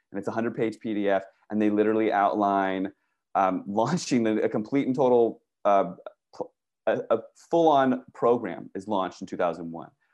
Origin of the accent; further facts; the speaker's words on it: Virginia, United States; moved away as an adult; also born or lived in Washington, D.C. / California; I grew up in Virginia